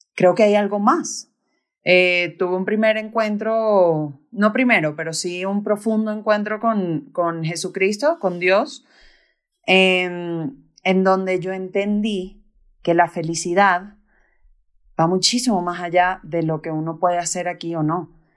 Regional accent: Caracas, Capital District, Venezuela; now in Bogotá, Colombia; soy de Venezuela, de Caracas, y tengo 28 años. Ahorita, ahorita vivo aquí en, en Bogotá

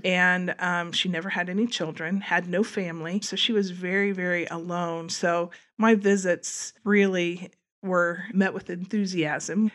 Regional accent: Wabash, Indiana, United States; moved away as an adult; also born or lived in Colorado; grew up in, in Wabash, though, went to school in Wabash

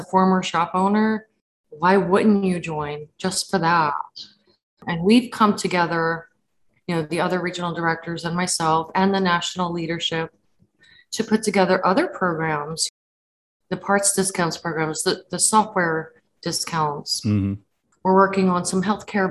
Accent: Florida, United States; Florida, my home state

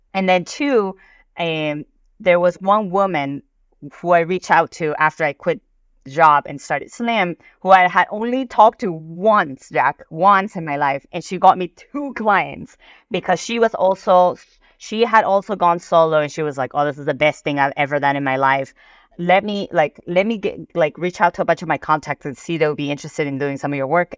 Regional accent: Peru; moved away; So I'm Peruvian, I'm Asian, and I grew up in South America.

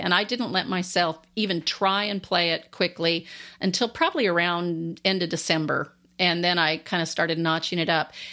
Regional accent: Alaska, United States; moved away; also born or lived in Landstuhl, Germany / Washington State; growing up in Alaska, I grew up in the outdoors a lot

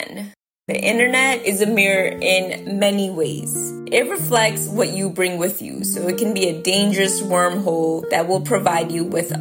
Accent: India; moved away; I grew up in India, which is closer to the equator

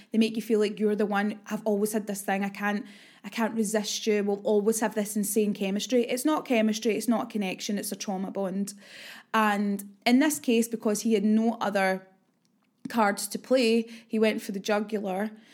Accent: Glasgow, Scotland, United Kingdom; It's my hometown

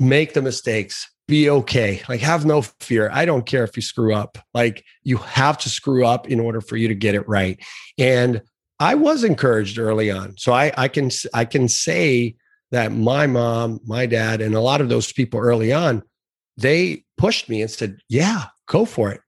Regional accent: South Florida, United States; also born or lived in Brazil; I had been here in the United States for a year. So we came from Brazil originally to South Florida

